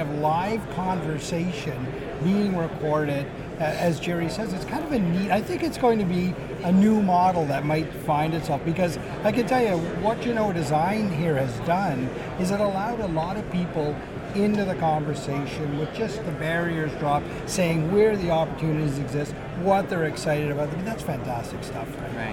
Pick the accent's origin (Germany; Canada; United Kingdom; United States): Canada; Newfoundland and Labrador; we're two fellas from Newfoundland